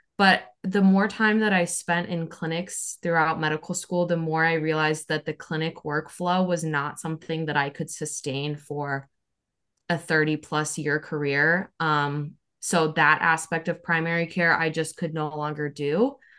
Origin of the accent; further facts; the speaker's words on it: Omaha, Nebraska, United States; moved away as an adult; also born or lived in Chicago, Illinois; now in South Carolina, United States; So I'm originally from Omaha, Nebraska